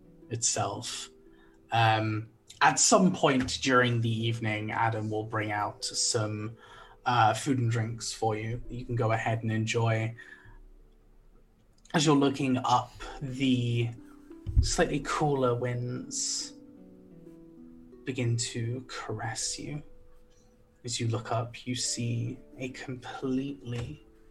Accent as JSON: {"language": "English", "country": "United Kingdom", "said": "I'm British"}